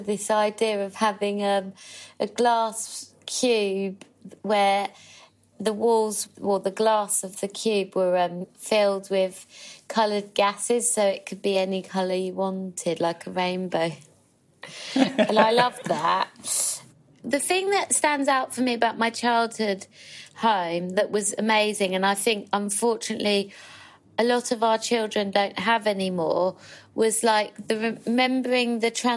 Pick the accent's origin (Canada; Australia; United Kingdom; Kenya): United Kingdom; London; I grew up in Hackney in a street that was mainly council houses